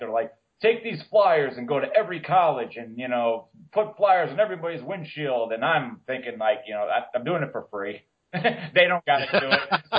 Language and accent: English; Carbondale, Pennsylvania, United States; moved away as an adult; I lived up to Carbondale till I was 23 years old